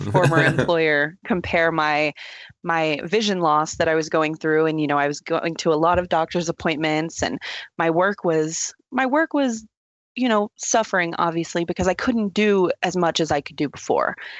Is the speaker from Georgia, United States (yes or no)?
no; Texas, United States; now in Colorado, United States; I'm originally from Texas, little small town in Texas